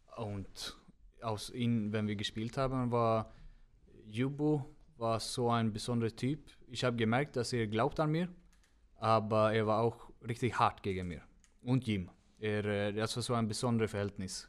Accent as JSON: {"language": "German", "town": "Gothenburg", "region": "Västra Götaland", "country": "Sweden", "tie": "born or raised there", "second_language": "German", "moved": "as an adult", "lives_now": "Germany", "said": "Önnered ist wo, äh, das ist mein Heimat"}